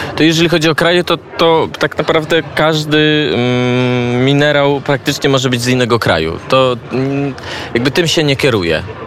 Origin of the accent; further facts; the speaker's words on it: Częstochowa, Silesian Voivodeship, Poland; moved away as an adult; also born or lived in Kraków / Israel; now in Lublin, Poland; Pochodzę z Częstochowy, a mieszkam od czterech lat w Lublinie